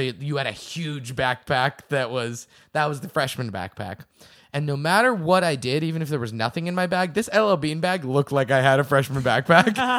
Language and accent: English; the Northeast, New England, United States; I'm from the Northeast